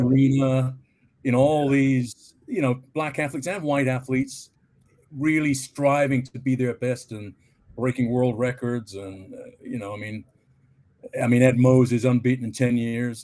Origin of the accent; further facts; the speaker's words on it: Plymouth, South West England, United Kingdom; also born or lived in Canada; now in London, United Kingdom; I was born in Plymouth in Devon in England